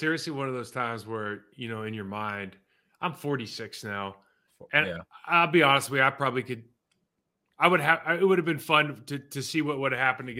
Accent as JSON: {"language": "English", "region": "California", "country": "United States", "lives_now": "Texas, United States", "said": "I used to be from California. I'm from Texas now."}